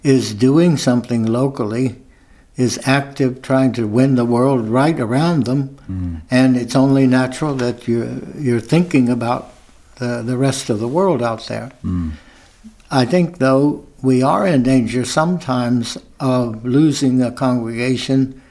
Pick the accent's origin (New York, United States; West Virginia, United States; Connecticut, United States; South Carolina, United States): West Virginia, United States; moved away as an adult; I'm from West Virginia